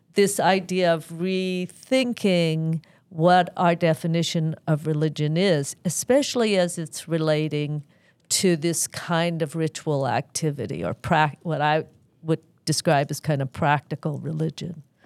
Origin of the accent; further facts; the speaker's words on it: United States; as an American